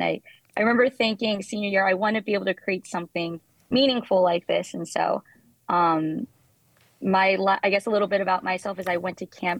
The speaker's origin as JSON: {"language": "English", "town": "Houston", "region": "Texas", "country": "United States", "tie": "born or raised there", "moved": "as an adult", "lives_now": "New York City, United States", "said": "I am from Greater Houston. And then I went to college at UT afterwards."}